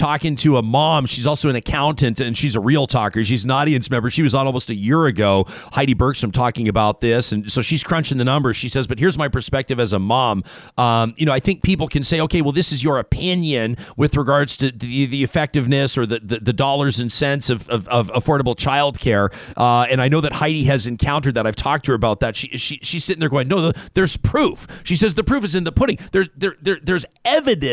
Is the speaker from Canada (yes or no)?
yes; Calgary, Alberta, Canada; born or raised there; moved away